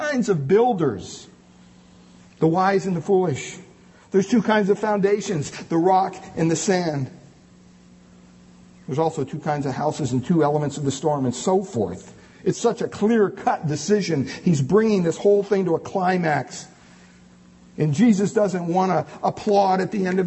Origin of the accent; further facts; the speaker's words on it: Montoursville, Pennsylvania, United States; They still have masses in my hometown parish there of Montoursville, Pennsylvania